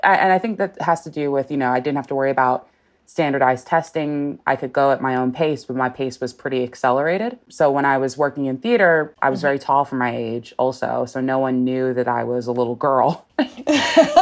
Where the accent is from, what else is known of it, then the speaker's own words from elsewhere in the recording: Los Angeles, California, United States; I'm born and raised in Los Angeles